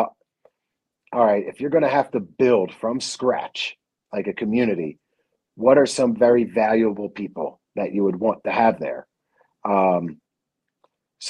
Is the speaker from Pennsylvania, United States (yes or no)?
yes; Philadelphia, Pennsylvania, United States; moved away as an adult; also born or lived in Rocky Mountains; I grew up in Philadelphia